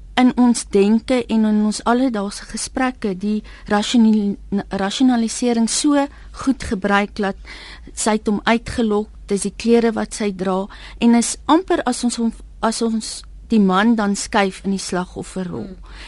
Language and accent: Afrikaans; South Africa; 'n wit Suid-Afrikaner